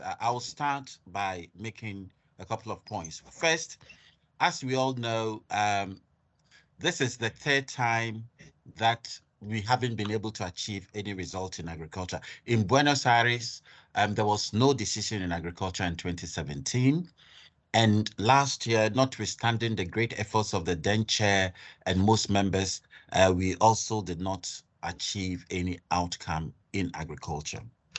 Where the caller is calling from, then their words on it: Nigeria; I'm speaking from Nigeria, so okay, great.